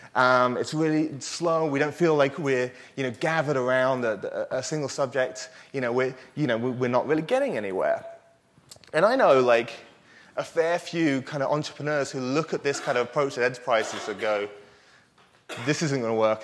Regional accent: United Kingdom; I am British

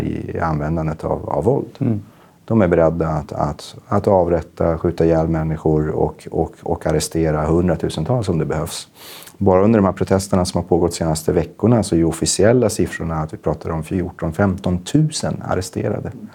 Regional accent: Gävle, Gävleborg County, Sweden; jag växte upp politiskt i Gävle på 90-talet. Jag gick med i SSU

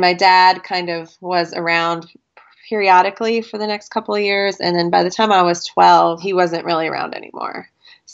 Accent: Pennsylvania, United States; also born or lived in New Jersey; now in Indianapolis, United States; I am originally from New Jersey, and I was born there and lived there till I was about five, and then I moved to Pennsylvania. I live in Indiana right now, and just outside Indianapolis.

